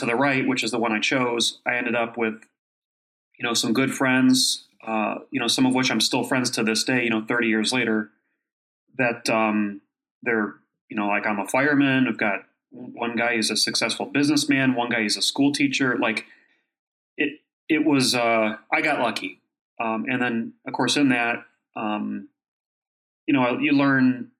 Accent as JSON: {"language": "English", "town": "Kent", "region": "Ohio", "country": "United States", "tie": "born or raised there", "moved": "yes", "said": "I grew up in Ohio"}